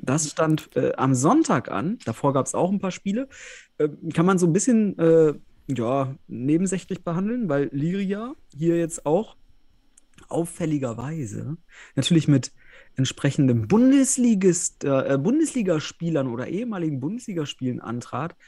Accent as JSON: {"language": "German", "area": "the West", "region": "western Germany", "country": "Germany", "said": "Ich komme ja hier aus dem Westen, aus der Ecke"}